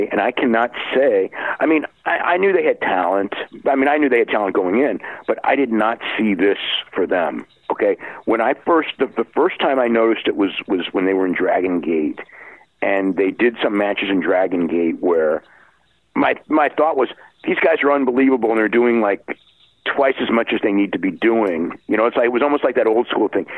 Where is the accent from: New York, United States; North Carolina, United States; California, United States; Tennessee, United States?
California, United States; growing up in California